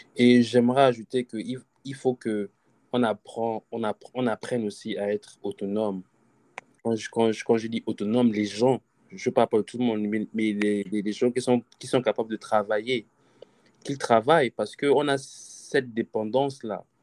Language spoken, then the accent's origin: French; Gabon; on est Gabonais